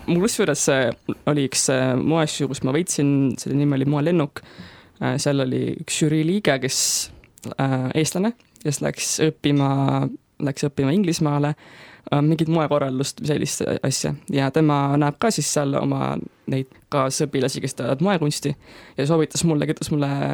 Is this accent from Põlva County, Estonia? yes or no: no; Tallinn, Harju County, Estonia; ma olen pärit Tallinnast